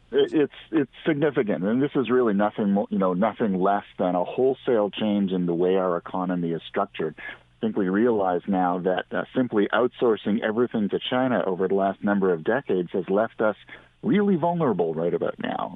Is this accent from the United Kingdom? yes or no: no; Canada; as a Canadian